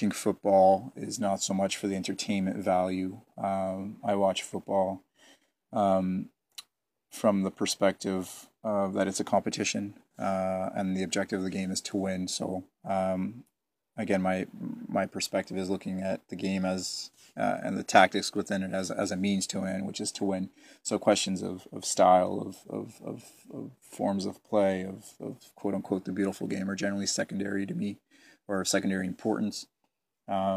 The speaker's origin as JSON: {"language": "English", "town": "Hamilton", "region": "Ontario", "country": "Canada", "also_born_or_lived": "Setúbal, Portugal", "said": "I'm from Hamilton."}